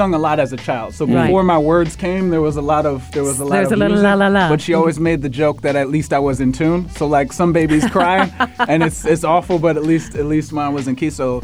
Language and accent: English; the South, United States; moved away; I'm also from the South